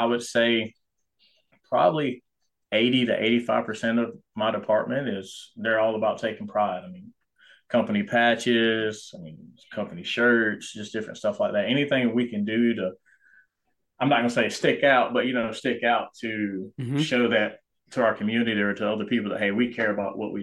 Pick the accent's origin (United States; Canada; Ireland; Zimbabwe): United States; Anderson, South Carolina; also born or lived in Georgia; I was born in Georgia, stayed there for maybe a year or two after I was born, but then moved, you know, to South Carolina